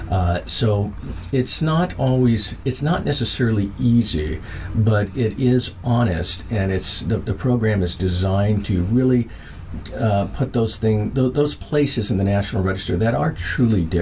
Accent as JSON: {"language": "English", "region": "Minnesota", "country": "United States", "tie": "born or raised there", "also_born_or_lived": "Germany", "said": "I was born in Frankfurt, Germany, uh, my brother was born in Colorado Springs, so we were at the military bases there. Uh, eventually, we came back home here to Minnesota, and uh, most of my life, the vast majority of my life, has been here in Minnesota."}